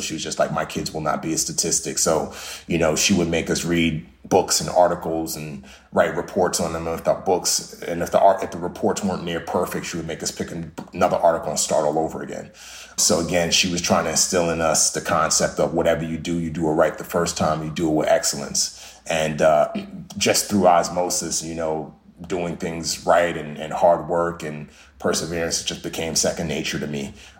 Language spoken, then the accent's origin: English; Nigeria; born there; Yeah, so I was born in Western Africa, specifically Nigeria.